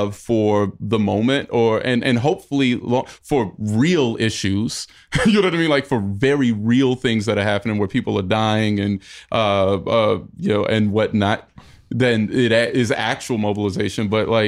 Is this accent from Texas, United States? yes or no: no; North Carolina, United States; North Carolina.